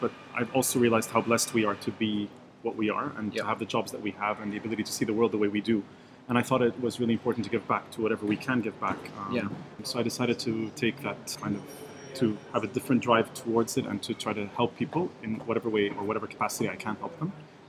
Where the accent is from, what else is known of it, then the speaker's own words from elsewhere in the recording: Montreal, Quebec, Canada; moved away as an adult; also born or lived in Lebanon; now in United Arab Emirates; I'm originally from Lebanon, lived my whole life in Montreal, and I found myself in UAE 12 years ago.